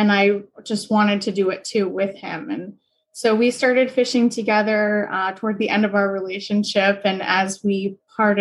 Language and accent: English; New Hampshire, United States; moved away as an adult; now in Boston, United States; I grew up in New Hampshire, went to school, college in New Hampshire, and I'm just a New England kid through and through.